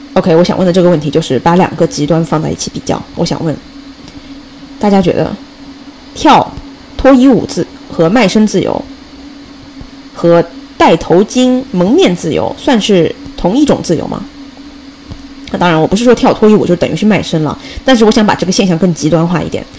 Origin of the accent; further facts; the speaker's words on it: China; now in United States; 作为一个中国人